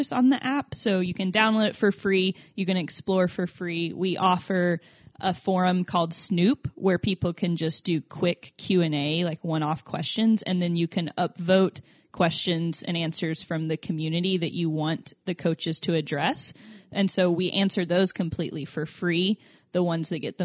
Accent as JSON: {"language": "English", "region": "Tennessee", "country": "United States", "accent": "southern", "said": "I'm from Tennessee, so I think it's the southern pronunciation"}